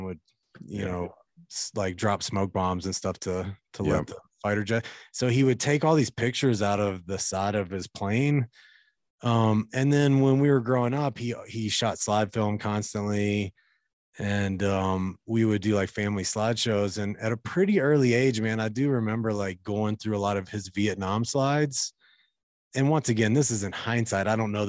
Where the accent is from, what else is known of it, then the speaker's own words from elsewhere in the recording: Kentucky, United States; I grew up in Kentucky, by the way, in like rural kind of Appalachian area.